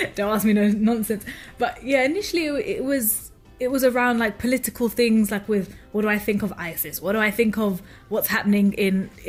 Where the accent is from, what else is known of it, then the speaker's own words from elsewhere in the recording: London, United Kingdom; like me, born and raised in London